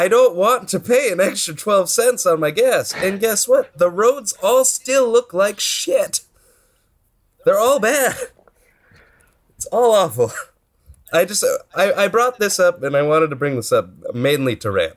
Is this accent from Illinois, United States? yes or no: no; Stockton, California, United States; My hometown. I love it. It's great. If anybody wants a wonderful town to visit, Stockton, California